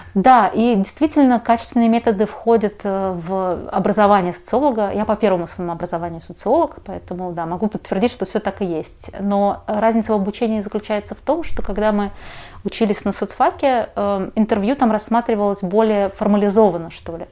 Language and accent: Russian; Moscow, Russia; Я родилась уже в Москве, а в Магадане никогда не была